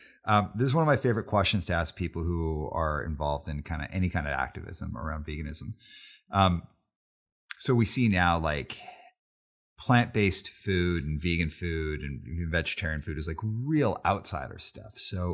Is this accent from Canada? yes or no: yes; Calgary, Alberta, Canada; But I grew up in Calgary, Alberta. So it was like really tough to find stuff.